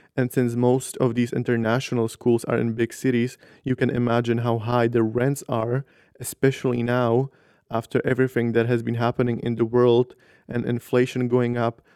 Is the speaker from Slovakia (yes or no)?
yes; northern Slovakia, Slovakia; moved away as an adult; now in Brussels, Belgium; I come from Slovakia, from, like, a really small town in the north of Slovakia